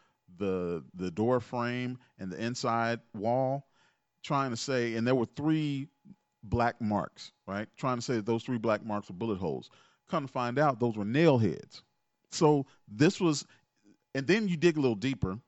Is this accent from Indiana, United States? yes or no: yes; Gary, Indiana, United States; also born or lived in Chicago, Illinois; I was born in 77, and born in Chicago, raised in Gary.